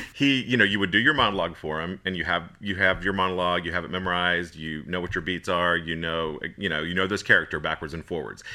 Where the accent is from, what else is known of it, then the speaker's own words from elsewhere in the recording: Florida, United States; moved away as an adult; also born or lived in Mississippi; I grew up in Florida and went to school in Mississippi